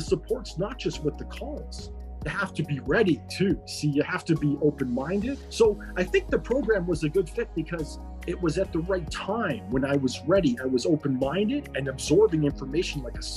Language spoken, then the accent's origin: English; Ontario, Canada; I'm from Ontario, Canada